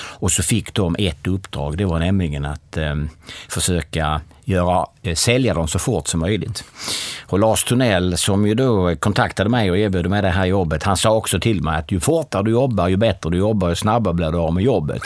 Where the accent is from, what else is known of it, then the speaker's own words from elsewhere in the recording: Kristianstad, Skåne, Sweden; Jag är född och uppvuxen i Kristianstad.